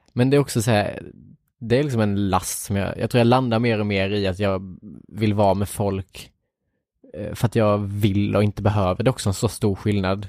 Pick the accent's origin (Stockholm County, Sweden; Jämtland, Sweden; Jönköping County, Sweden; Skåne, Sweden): Jönköping County, Sweden; Värnamo; moved away; hela min uppväxt liksom i Värnamo